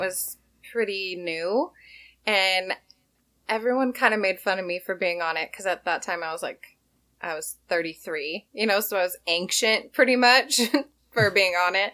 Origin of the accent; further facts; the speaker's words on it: Washington, United States; also born or lived in Hawaii; I grew up in Washington